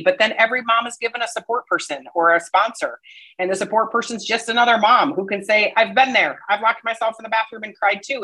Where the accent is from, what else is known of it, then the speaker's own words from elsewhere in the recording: Midwest, United States; now in Colorado, United States; I'm, I'm from the Midwest where everybody stayed where you're from. That's just what you did. So, you know, I grew up with all my cousins around